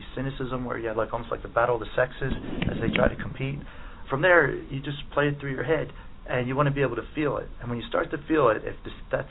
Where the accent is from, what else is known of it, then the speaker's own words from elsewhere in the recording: Delaware County, outside Philadelphia, Pennsylvania, United States; I'm from just outside Philadelphia, an area called Delaware County. Pretty much all my life I've lived there.